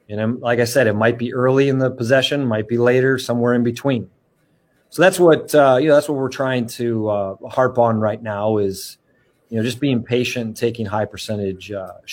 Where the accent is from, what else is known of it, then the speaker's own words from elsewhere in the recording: Wisconsin, United States; moved away as an adult; coming back to my home state of Wisconsin